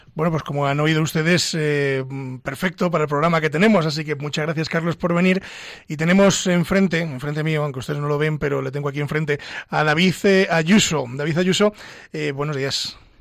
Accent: Castile and León, Spain; ya somos dos castellano-leones aquí.

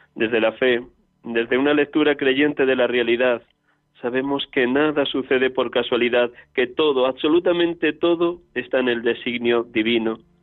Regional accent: Riaza, Castile and León, Spain; moved away; desde Riaza, mi pueblo natal, en la provincia de Segovia

